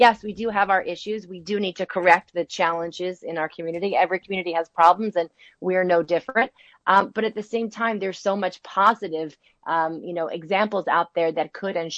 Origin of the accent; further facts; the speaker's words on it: New Jersey, United States; also born or lived in New York City; I grew up in New Jersey, in the suburbs of New Jersey